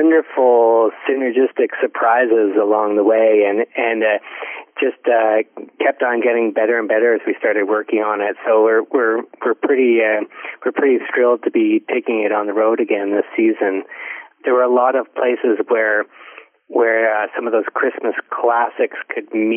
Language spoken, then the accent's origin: English; Ontario, Canada; I grew up in Ontario